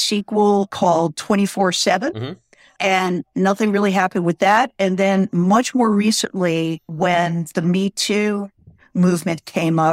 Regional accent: Miami Beach, Florida, United States; moved away as an adult; now in California, United States; I grew up in Miami Beach

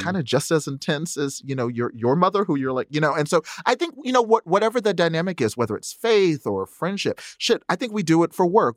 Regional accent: the South, United States; I was raised Nichiren Buddhist in the South

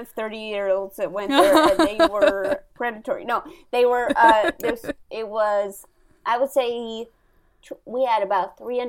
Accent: St. Louis, Missouri, United States; I grew up in St. Louis.

